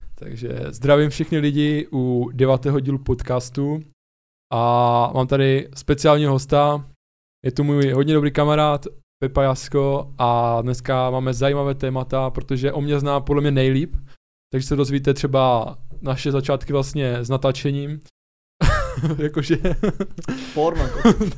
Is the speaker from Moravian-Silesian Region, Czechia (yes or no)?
yes; Ostrava, Moravian-Silesian Region, Czechia; my jsme z Ostravy oba dva